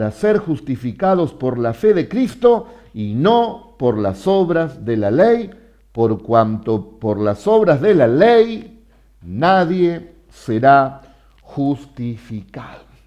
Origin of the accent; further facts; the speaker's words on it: Argentina; nosotros somos argentinos que tenemos a Jesús y hablamos español y bendecimos el nombre de Jesús.